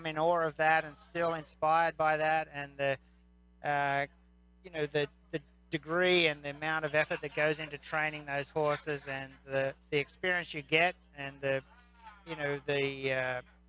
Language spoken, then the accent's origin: English; Australia; now in United States; Yes, I come from Australia originally, and now an American citizen.